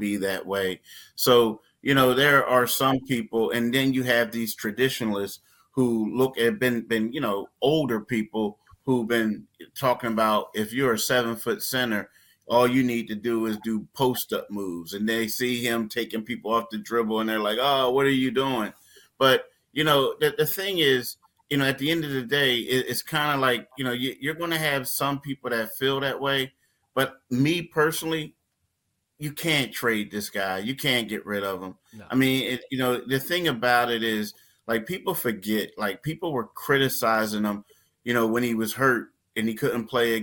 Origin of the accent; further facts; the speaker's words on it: Philadelphia, Pennsylvania, United States; I grew up in Philly